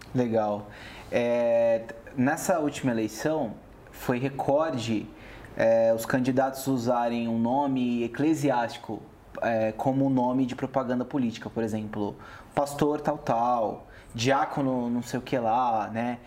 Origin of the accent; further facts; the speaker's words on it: Brazil; Falando assim como brasileiro